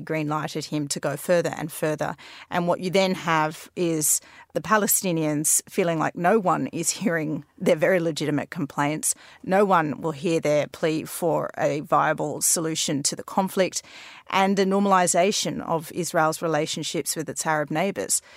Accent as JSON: {"language": "English", "country": "Australia", "tie": "born or raised there", "moved": "yes", "lives_now": "London, United Kingdom", "said": "growing up in Australia"}